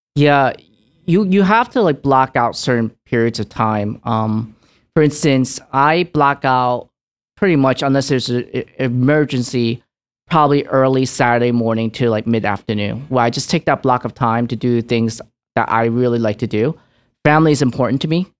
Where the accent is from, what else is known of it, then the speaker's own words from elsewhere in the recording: New York City, New York, United States; also born or lived in Hong Kong; I immigrated to New York City, downtown, um, in Little Italy, and where I was raised